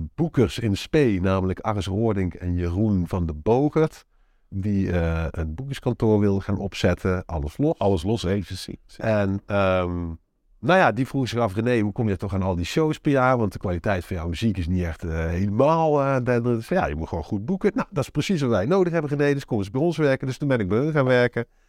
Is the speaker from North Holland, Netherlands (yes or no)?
no; North Brabant, Netherlands; moved away as an adult; also born or lived in Enschede / Limburg; now in Sittard-Geleen, Netherlands; Ik kom oorspronkelijk uit Brabant